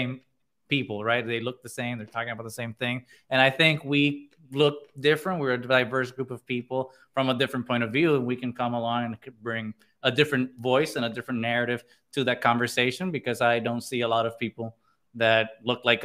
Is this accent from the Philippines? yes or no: no; Puerto Rico; we are friends from Puerto Rico. Most of us have known each other since high school.